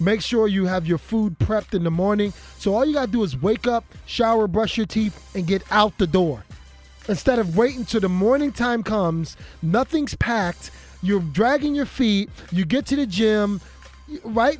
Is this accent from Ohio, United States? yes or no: no; Philadelphia, Pennsylvania, United States; I'm from North Philadelphia